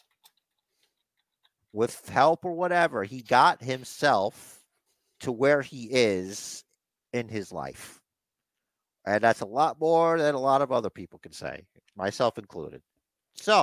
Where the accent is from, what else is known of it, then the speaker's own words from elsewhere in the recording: New York City, New York, United States; growing up in Brooklyn